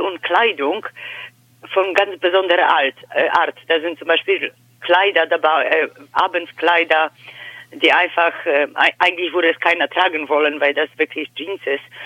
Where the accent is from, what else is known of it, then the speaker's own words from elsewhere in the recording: Poland; first language Polish; German is a second language; moved away as an adult; also born or lived in Germany; now in Hannover, Germany; ich komme äh, gebürtig aus Polen. Ich lebe seit 14 Jahren hier in Deutschland.